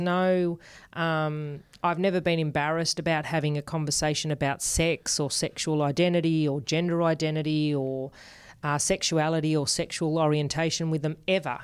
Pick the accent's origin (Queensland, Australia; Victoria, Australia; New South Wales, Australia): New South Wales, Australia; Sydney; born or raised there; accent: Australian; first language Spanish; English is a second language